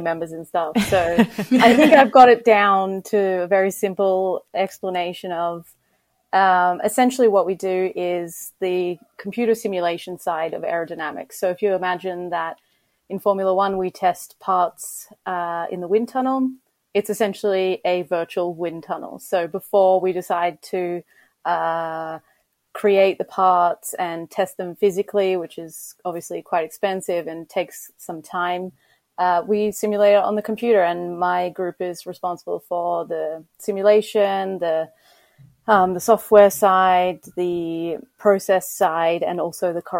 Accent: Melbourne, Victoria, Australia; moved away; as a kid, I grew up in Melbourne in Australia

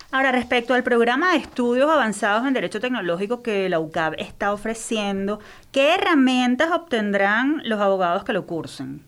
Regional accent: Venezuela

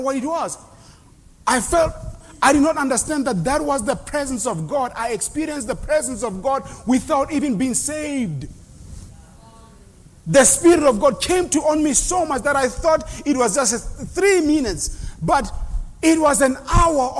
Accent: South Africa; moved away; they taught us that in South Africa in schools

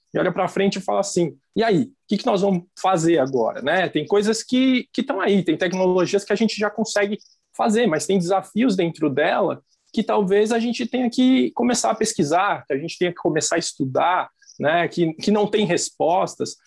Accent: São Paulo, Brazil; now in Palotina, Brazil; não sou natural de Palotina, né? Eu sou é, natural do estado de São Paulo

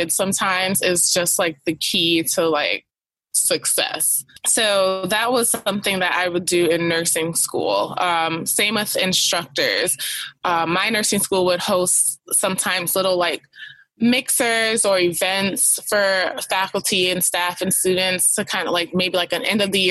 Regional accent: New York, United States; I'm from New York, where people don't really talk to each other when you don't know someone

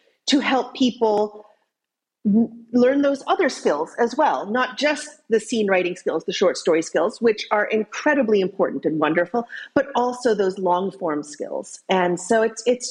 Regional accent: United States; accent: American; now in Cambridge, United Kingdom; I'm an American. You can tell from my accent, but I live in Cambridge, England

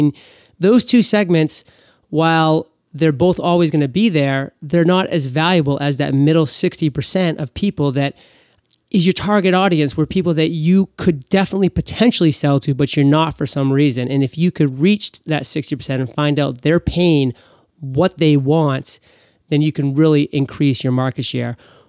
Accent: Maine, United States; since I'm from Maine and Burt's Bees was a big story around here for quite a long time

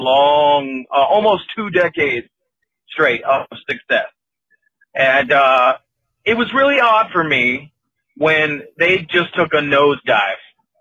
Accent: United States; now in Chicago, United States; I was originally from Carolina, so whatever

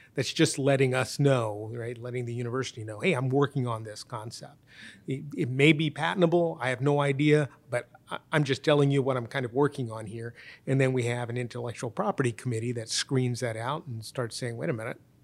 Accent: United States; I was born in the United States, my wife was born in the United States, and my kids were born in the United States

